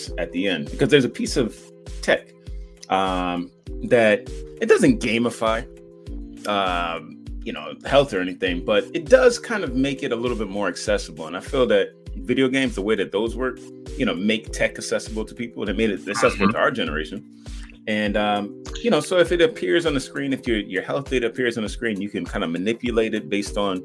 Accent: United States; moved away as an adult; my old country is, in the States

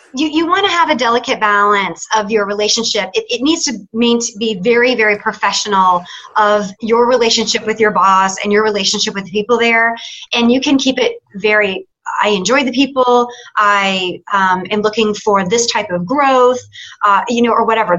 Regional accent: Atlanta, Georgia, United States; I am from Atlanta, but I'm visiting you from Nashville.

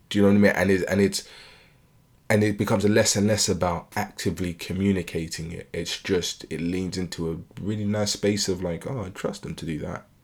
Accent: United Kingdom; I was born and raised in the U K

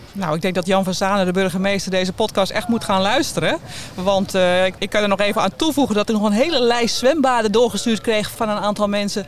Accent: Amsterdam, North Holland, Netherlands; ik kom uit Amsterdam

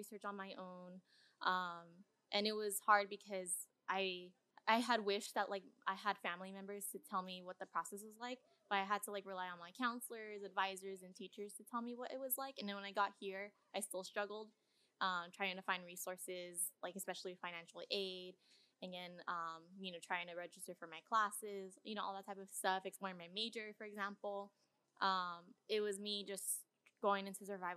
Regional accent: Southern California, United States; I also grew up in a community with a lot of Hispanics

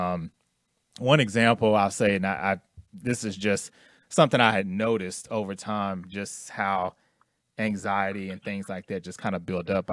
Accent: Houston, Texas, United States; moved away as an adult; now in Dallas, United States; I'm originally from Houston, and I moved here to Dallas in 03

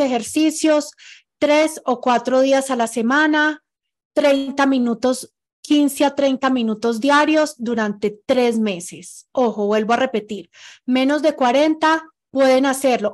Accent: Pereira, Risaralda, Colombia; now in Ecuador; yo soy de Pereira

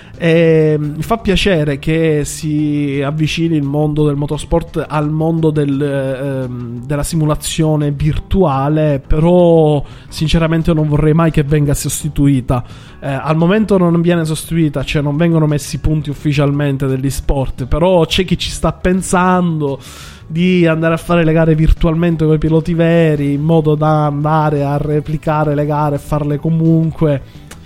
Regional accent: Sicily, Italy; accent: Sicilian; moved away; also born or lived in Milan; non l'avete sentito che sto siciliano? Non si sente? Eh, eh, cerco di camuffarlo

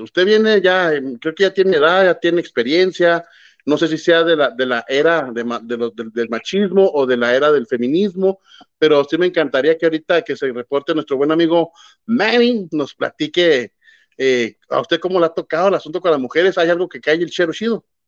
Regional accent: Mexico; soy, sea mexicano

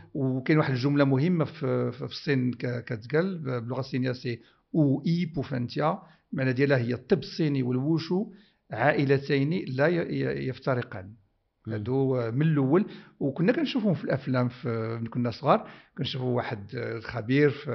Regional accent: Morocco; بلادي المغرب

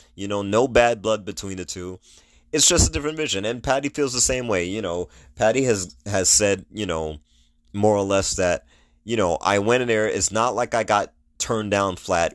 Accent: New York, United States; moved away; I'm originally from New York. New York is a melting pot

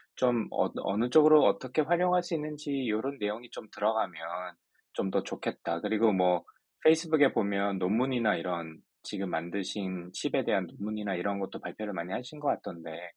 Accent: Ulsan, South Korea; 저는 일단 울산 출신이라서

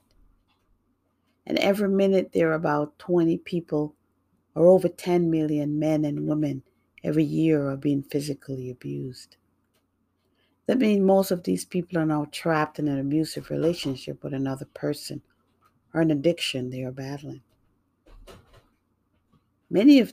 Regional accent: New York, United States; also born or lived in Jamaica; now in Massachusetts, United States; I grew up in New York, and I now live in Massachusetts

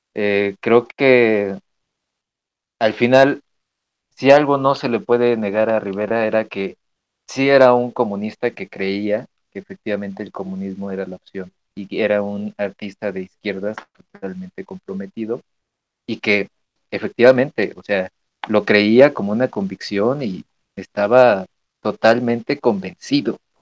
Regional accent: Mexico; como mexicanos tenemos que conocer nuestro arte

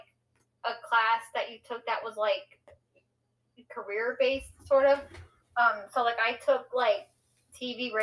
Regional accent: United States; accent: American; as you can tell by my accent, I am American, so I live in the States here

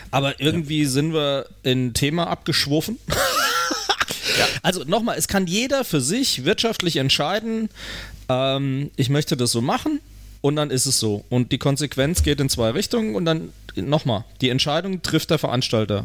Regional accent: Germany; Bei uns in Deutschland

